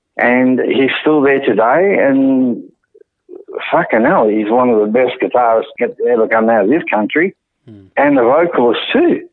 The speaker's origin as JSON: {"language": "English", "region": "England", "country": "United Kingdom", "moved": "yes", "said": "being English, um, I've always had that European edge"}